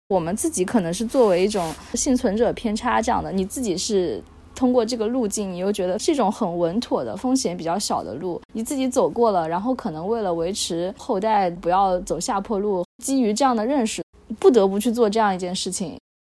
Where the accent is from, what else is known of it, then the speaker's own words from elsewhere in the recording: Jiangxi, China; moved away; 我是江西出来的，江西当时我那一届高考考生有三十八万